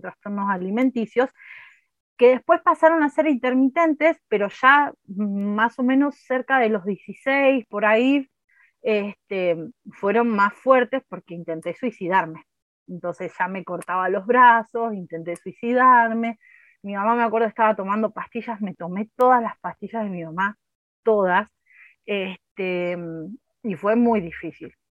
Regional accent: Argentina; hablando mal y pronto como cualquier argentino

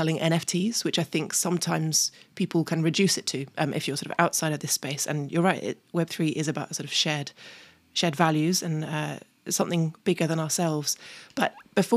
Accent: United Kingdom; I say it a bit differently as a Brit

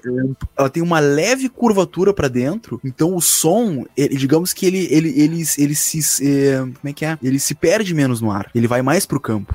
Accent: Rio Grande do Sul, Brazil

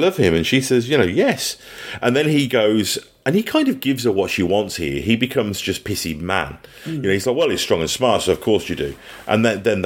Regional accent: England, United Kingdom; now in New Zealand; being English

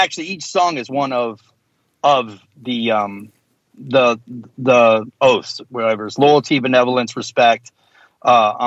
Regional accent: the South, United States; being a hardcore kid growing up in the South

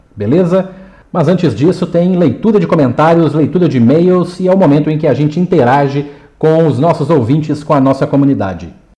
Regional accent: Minas Gerais, Brazil; eu sou mineiro

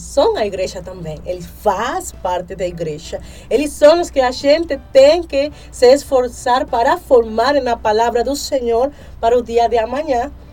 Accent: Venezuela; now in Brazil; sou venezuelana

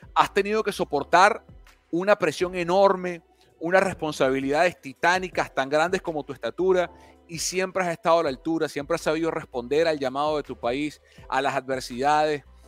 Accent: Venezuela; Yo como venezolano

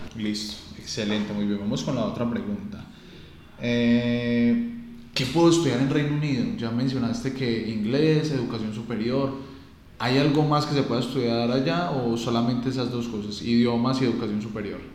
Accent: Colombia; como latino, como colombiano

